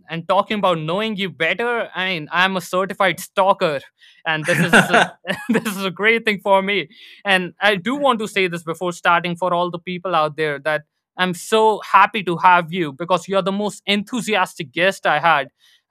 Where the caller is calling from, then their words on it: New Delhi, Delhi, India; And I'm currently live from New Delhi, India.